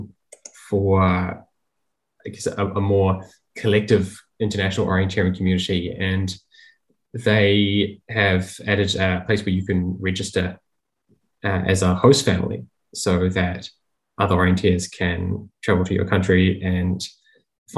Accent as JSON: {"language": "English", "country": "New Zealand", "said": "as a New Zealander"}